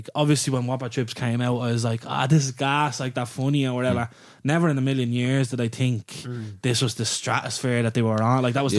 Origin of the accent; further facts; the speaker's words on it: Dublin, Leinster, Ireland; I'm from Ringsend myself